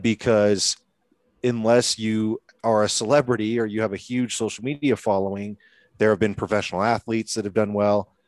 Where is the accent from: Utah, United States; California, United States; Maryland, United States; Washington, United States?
Washington, United States; Seattle; moved away as an adult; now in Colorado, United States; I had recently relocated to Colorado. I'm from Washington State in Seattle